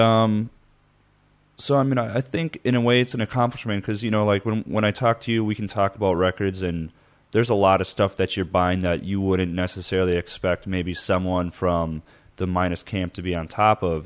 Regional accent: Midwest, United States; moved away; growing up in the Midwest

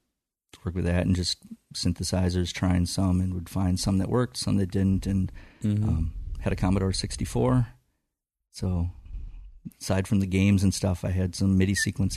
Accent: Burnsville, Minnesota, United States; And I moved to Duluth when I graduated in 1990.

